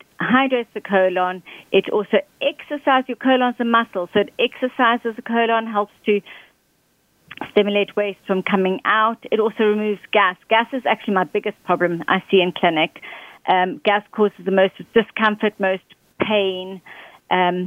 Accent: Johannesburg, Gauteng, South Africa; moved away as an adult; now in United Kingdom; I'm originally from South Africa, Johannesburg, and I've been living now in the UK for 15 years

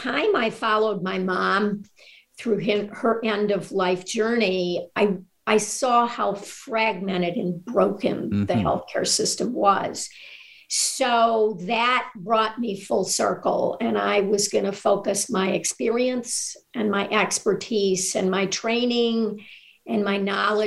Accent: Northeast Ohio, United States; moved away as an adult; also born or lived in Washington, D.C. / Pennsylvania; moved here back to my hometown, practiced medicine, primary care, private practice in Northeast Ohio

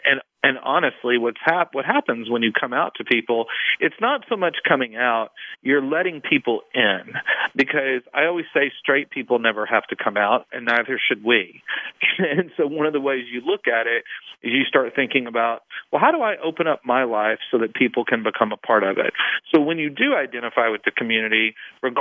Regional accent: East Texas, United States; moved away as an adult; now in Washington, D.C., United States; I grew up in a relatively small town, at least at the time, in East Texas

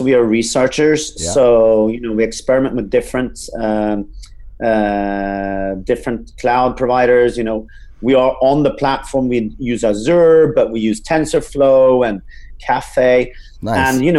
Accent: Norway; English is a second language; also born or lived in Sweden; now in United States; Yeah, so I'm originally from Norway, but I grew up all over Europe and I was became a medical doctor in Sweden, and I got a scholarship to UC Berkeley School of Public Health. So I moved over there in 2013

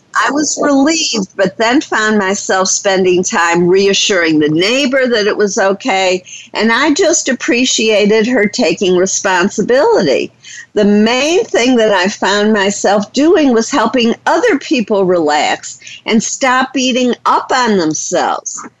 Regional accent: Detroit, Michigan, United States; I grew up in Detroit, Michigan

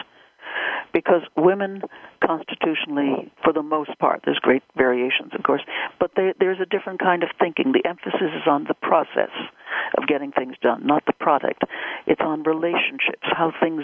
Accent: United States; I am an American

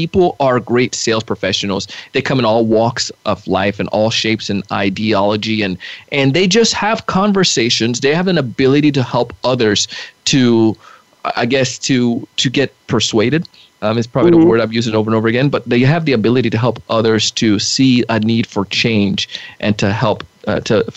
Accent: Jamaica; moved away; I grew up in Jamaica, and one of the things I've always learned as a kid selling in Jamaica

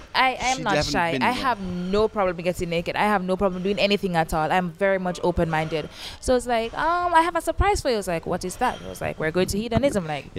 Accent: Jamaica; most Jamaicans, we don't come here.

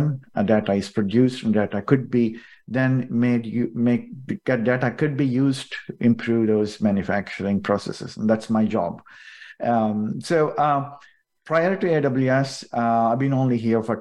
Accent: southern India, India; moved away as an adult; also born or lived in United Kingdom / Germany; now in United States; I come from southern part of India

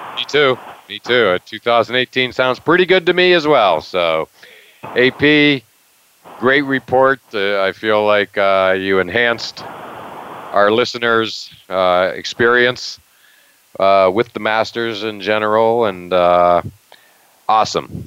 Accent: Western Pennsylvania, United States; moved away; the Pittsburgh Pirates, the team I grew up with in Western Pennsylvania

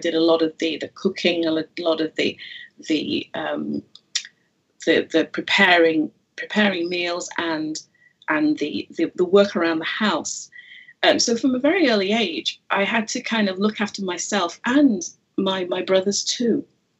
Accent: Jamaica; born there; I am Jamaican by birth, as were my parents.

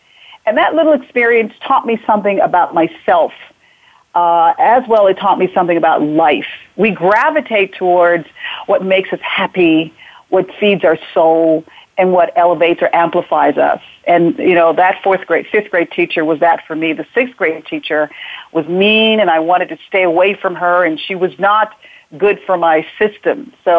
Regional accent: Jamaica; So I was born in Jamaica, in the back hills of Jamaica, and somehow, even when a child, as the child growing up, I knew there was something special or something I had to give.

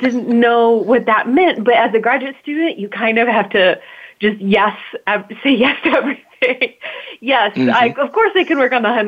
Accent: Troy, Michigan, United States; now in Durham, United States; I grew up in Troy, around 16 miles

